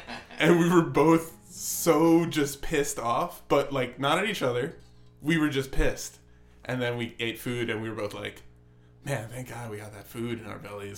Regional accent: New Rochelle, New York, United States; I'm from New York, too, but I'm from New Rochelle, New York, so I'm from a suburb

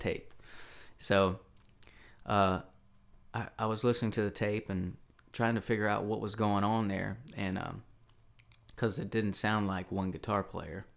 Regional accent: Charlotte, Tennessee, United States; also born or lived in Nashville, Tennessee; the town I grew up in is called Charlotte, Tennessee.

